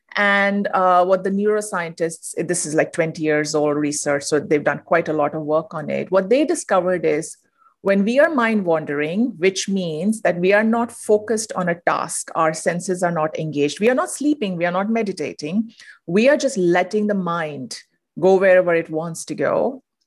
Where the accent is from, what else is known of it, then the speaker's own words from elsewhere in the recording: India; moved away as an adult; now in United States; I'm originally from India. I moved to the U S